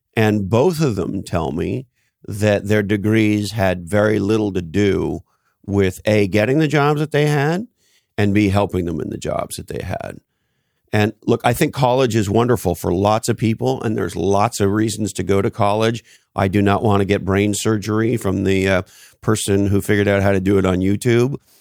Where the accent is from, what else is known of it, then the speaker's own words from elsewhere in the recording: Canada; moved away; I grew up in Canada